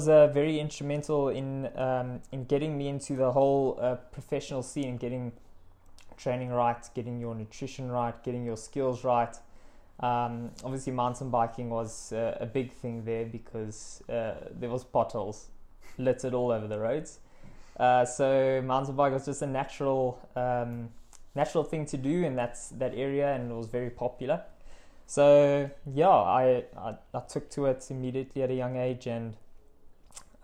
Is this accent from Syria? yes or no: no; Witbank, Mpumalanga, South Africa; I'm from Witbank, small mining town in Mpumalanga. Grew up there, matriculated there